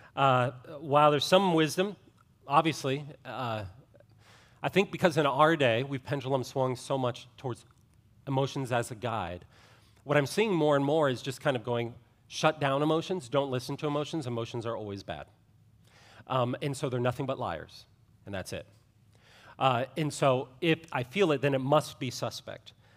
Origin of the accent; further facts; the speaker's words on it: Ohio, United States; I grew up in Ohio